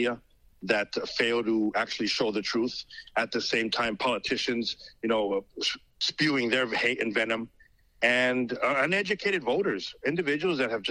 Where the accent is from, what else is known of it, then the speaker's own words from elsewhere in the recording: Mexico; now in United States; I'm Hispanic. I was born in Mexico. I came here legally.